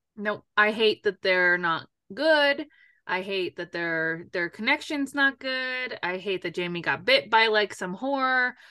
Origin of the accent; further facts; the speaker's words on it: New York, United States; moved away; when I go home to New York, mine comes out